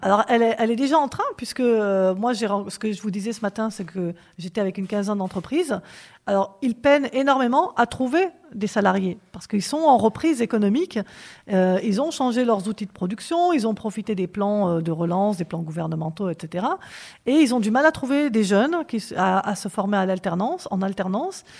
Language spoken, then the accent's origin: French; Corrèze, Nouvelle-Aquitaine, France; also born or lived in Strasbourg; now in Nogent-le-Rotrou, France; je suis d'origine corésienne